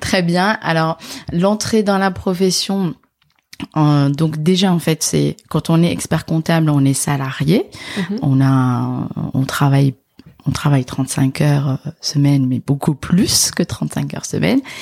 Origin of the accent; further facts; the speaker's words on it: Casablanca, Casablanca-Settat, Morocco; moved away as an adult; also born or lived in Dijon / north of France; now in France; je suis originaire de du Maroc. D'accord. Je suis née et j'ai grandi en fait à Casablanca